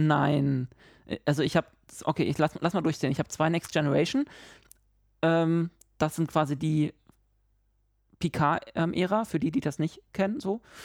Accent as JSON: {"language": "German", "region": "Berlin", "country": "Germany", "moved": "yes", "said": "ich bin Berliner"}